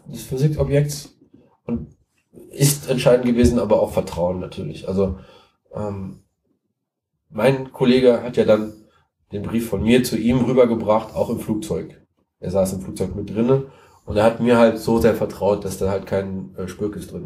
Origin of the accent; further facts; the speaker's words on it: Siegen, North Rhine-Westphalia, Germany; ich komme aus Siegen, ich wohne in Siegen